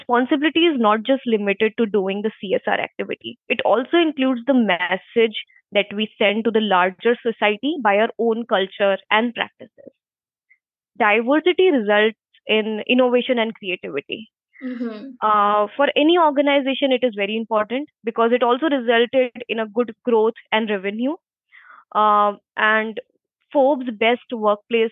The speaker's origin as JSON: {"language": "English", "town": "Agra", "region": "Uttar Pradesh", "country": "India", "also_born_or_lived": "Mumbai", "moved": "yes", "said": "I'm basically from Agra, and I have done bachelor's in commerce from St. John's College."}